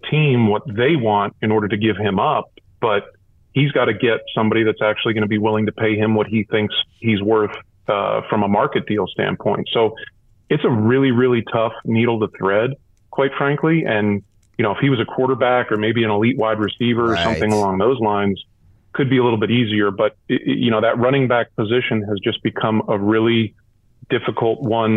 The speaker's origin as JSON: {"language": "English", "region": "Eastern Pennsylvania", "country": "United States", "tie": "born or raised there", "also_born_or_lived": "Cleveland", "moved": "as an adult", "said": "I grew up in Eastern Pennsylvania, which is very much football country"}